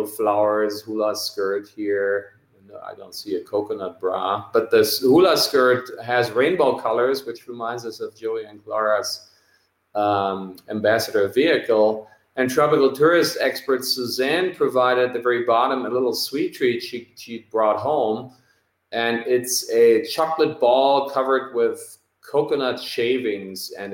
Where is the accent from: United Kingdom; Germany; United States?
Germany; the V-dub plant in my hometown where they make the current bus